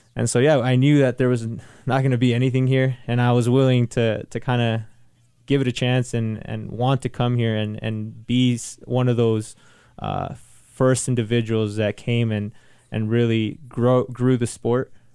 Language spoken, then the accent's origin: English; Salinas, California, United States; moved away as an adult; now in Albuquerque, United States; I come from Salinas, California. I grew up in the bad side of town